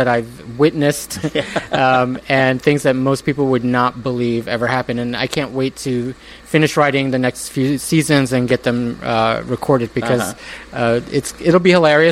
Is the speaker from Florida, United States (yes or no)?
no; New York City, New York, United States; also born or lived in Manhattan / Queens; I was born and raised in Brooklyn.